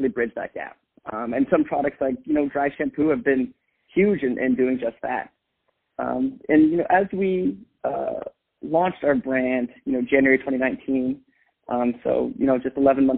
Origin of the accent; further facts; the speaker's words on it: Bay Area, California, United States; also born or lived in Boston; I grew up in the Bay Area, so went to school locally